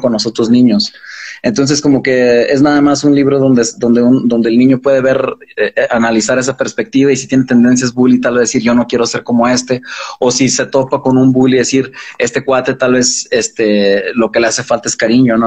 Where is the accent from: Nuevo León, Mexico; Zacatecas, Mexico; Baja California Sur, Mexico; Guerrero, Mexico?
Zacatecas, Mexico; Fresnillo; moved away; also born or lived in Los Angeles / Mexico City; crecimos en Fresnillo